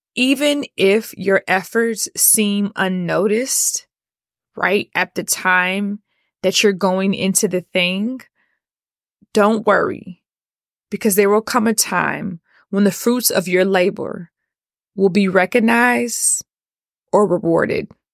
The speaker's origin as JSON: {"language": "English", "town": "Atlanta", "region": "Georgia", "country": "United States", "tie": "born or raised there", "said": "Born and raised in Atlanta."}